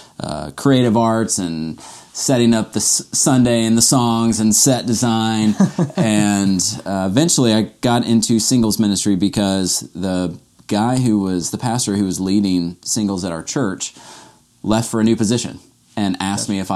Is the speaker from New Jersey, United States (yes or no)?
no; Atlanta, Georgia, United States; I grew up in Atlanta, grew up with a Christian family, Christian home